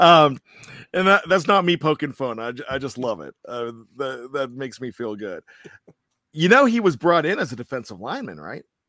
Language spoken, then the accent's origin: English; Johnstown, Pennsylvania, United States; I'm from Johnstown